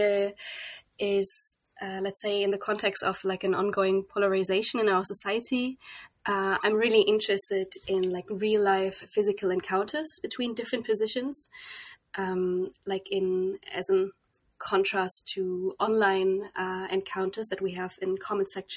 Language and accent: English; Kempen, North Rhine-Westphalia, Germany; moved away as an adult; also born or lived in The Hague, Netherlands; I was born in Germany, in the west of Germany, quite close to the Dutch border also, in a little town called Kempen